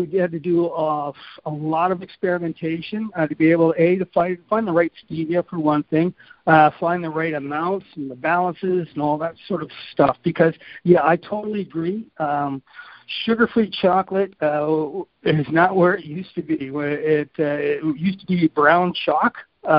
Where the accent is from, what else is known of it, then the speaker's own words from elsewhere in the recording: Canada; also born or lived in Grand Rapids, United States; Most people are saying they're surprised I'm Canadian. They say I speak more like an American, and maybe because I went to school in Michigan